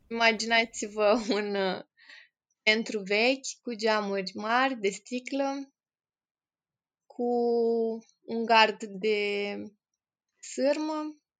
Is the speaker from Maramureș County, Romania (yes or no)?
no; Piatra Neamț, Neamț County, Romania; moved away as an adult; now in Iași, Romania; sunt în Iași de fapt, sunt din Piatra Neamț, dar de 10 ani m-am mutat în Iași